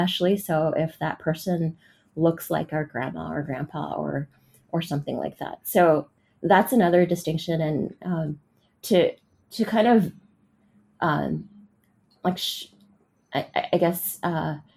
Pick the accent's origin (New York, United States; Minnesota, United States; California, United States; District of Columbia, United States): California, United States; San Francisco; I grew up in San Francisco